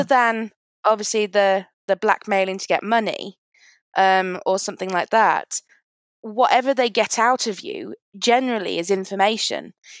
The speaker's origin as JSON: {"language": "English", "town": "Lincoln", "region": "East Midlands", "country": "United Kingdom", "moved": "as an adult", "lives_now": "London, United Kingdom", "said": "I'm from Lincoln originally. I'm living in London right now. But when I was living in Lincoln, my house that I own is on RAF Scampton Base."}